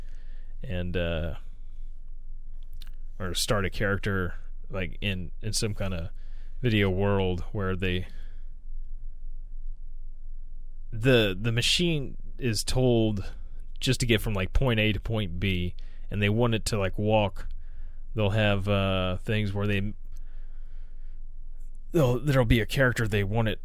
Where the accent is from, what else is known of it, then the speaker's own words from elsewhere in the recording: United States; I am an American.